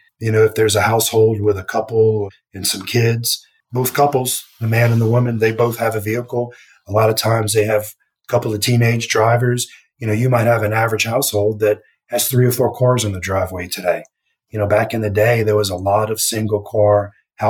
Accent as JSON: {"language": "English", "region": "Louisiana", "country": "United States", "tie": "born or raised there", "said": "when I was a kid growing up in Louisiana"}